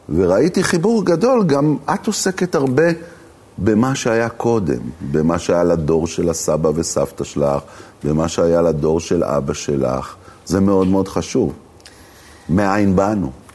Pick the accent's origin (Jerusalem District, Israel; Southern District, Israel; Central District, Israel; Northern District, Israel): Jerusalem District, Israel; Jerusalem; moved away; בתור ירושלמי לשעבר